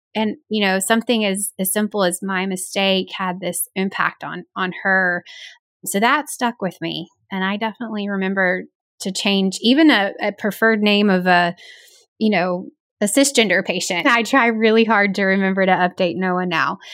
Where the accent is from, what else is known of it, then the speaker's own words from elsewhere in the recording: the South, United States; as a Southerner